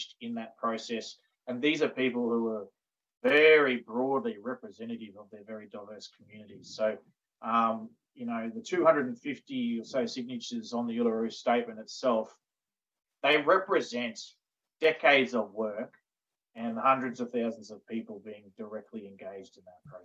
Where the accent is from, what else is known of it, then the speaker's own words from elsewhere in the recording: North Stradbroke Island, Quandamooka, Queensland, Australia; I'm from the Quanamooka peoples from Mindurabar, which is also known as North Dry Rock Island, which is just off the coast of Brisbane. I have the great privilege of actually living and working on my home country now